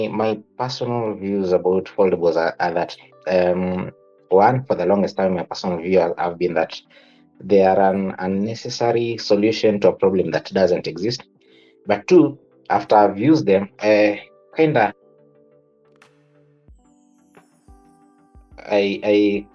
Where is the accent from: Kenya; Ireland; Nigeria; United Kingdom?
Kenya; our Kenyan society